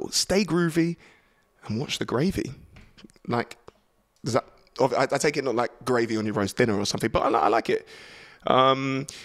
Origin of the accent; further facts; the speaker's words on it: Kenya; But not because just because I'm Kenyan